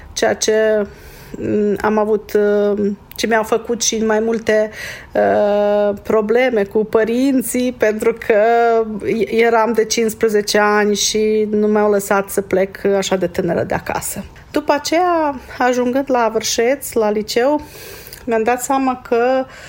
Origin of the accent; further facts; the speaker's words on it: Seleuš, Vojvodina, Serbia; also born or lived in Alibunar, Serbia / Vršac, Serbia; M-am născut la Seleuș, a mers la uh, Seleuș, la școala primară, primele patru clase, uh, după aceea la Libunar, uh, clasele 5-8